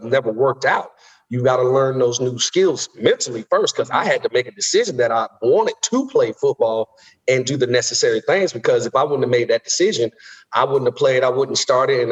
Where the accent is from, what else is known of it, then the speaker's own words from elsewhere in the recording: West Palm Beach, Florida, United States; moved away as an adult; also born or lived in Kansas; I'm originally from West Palm Beach, Florida, born and raised